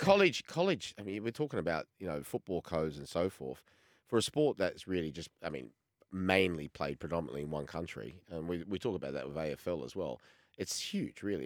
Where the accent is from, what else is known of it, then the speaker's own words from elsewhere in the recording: Australia; moved away as an adult; Growing up in Australia, I'm a little bit older than both of yous, uh, in, especially in the, in the eighties, say, before I left